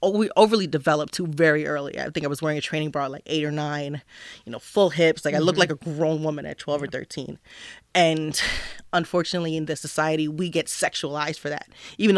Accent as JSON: {"language": "English", "region": "New Jersey", "country": "United States", "said": "I'm from New Jersey."}